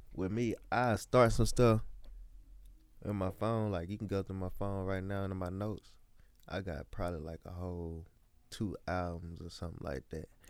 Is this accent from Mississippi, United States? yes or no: yes; Columbia, Mississippi, United States; I'm from Columbia, Mississippi